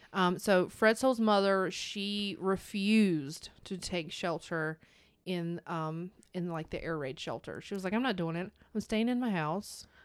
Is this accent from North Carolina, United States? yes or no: yes; North Carolina, United States; I'm from North Carolina.